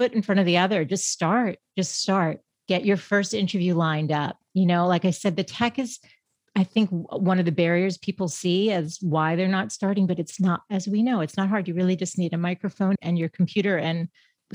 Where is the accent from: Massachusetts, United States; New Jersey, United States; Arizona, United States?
Massachusetts, United States; Boston; moved away as an adult; now in San Diego, United States; I am from Boston